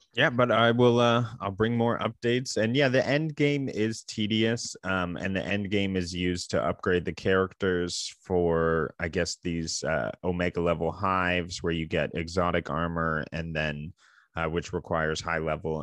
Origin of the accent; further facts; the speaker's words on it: Canada; we are two Canadian gaming enthusiasts